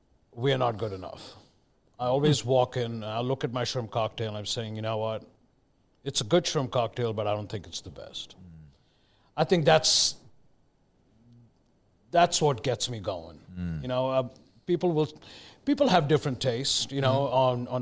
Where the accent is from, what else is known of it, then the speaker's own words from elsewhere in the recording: Mumbai, Maharashtra, India; moved away as an adult; also born or lived in Delhi; now in United States; I was born in Delhi, but I grew up in Bombay, now known as Mumbai.